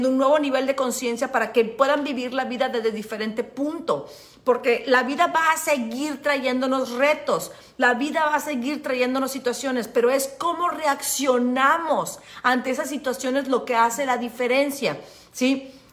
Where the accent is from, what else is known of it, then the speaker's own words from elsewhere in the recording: Veracruz, Mexico; soy de Veracruz y me sale lo pinche.